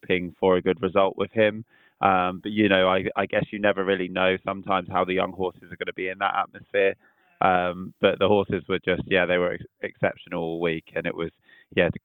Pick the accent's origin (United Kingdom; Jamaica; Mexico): United Kingdom; Southampton, South East England; we're all from Southampton